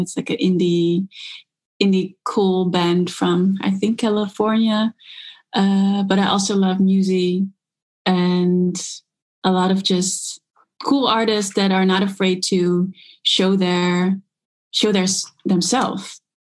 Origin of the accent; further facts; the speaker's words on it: Netherlands; I grew up in the Netherlands. My father's South African, my mom is Dutch